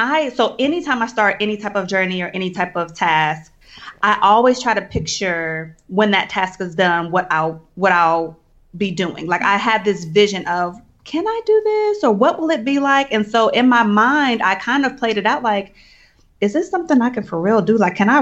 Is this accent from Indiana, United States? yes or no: yes; Indianapolis, Indiana, United States; Indianapolis, Indiana.